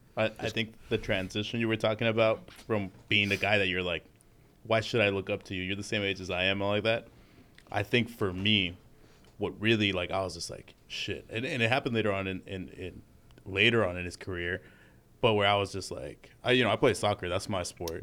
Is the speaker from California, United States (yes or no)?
yes; Los Angeles, California, United States; also born or lived in Utah; living here in L A for, like, my whole life